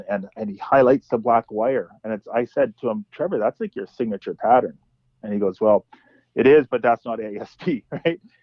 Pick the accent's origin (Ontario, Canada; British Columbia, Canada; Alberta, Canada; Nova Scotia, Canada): British Columbia, Canada; Kamloops; now in Vancouver, Canada; I grew up in Kamloops